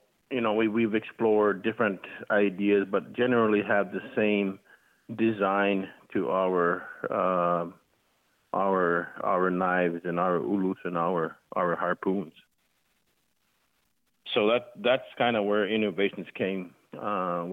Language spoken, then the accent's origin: English; Coral Harbour, Nunavut, Canada; moved away as an adult; now in Nova Scotia, Canada; I'm living in Nova Scotia at the moment, but I am actually from Coral Harbor, Nunavut